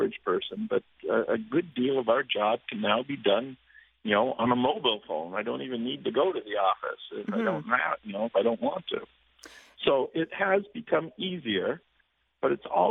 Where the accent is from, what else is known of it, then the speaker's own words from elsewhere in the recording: Toronto, Ontario, Canada; moved away as an adult; now in Florida, United States; I myself am from Toronto and mm-hmm. still a Canadian citizen. Educated at the University of Toronto, but I've been living in Florida now for 20 years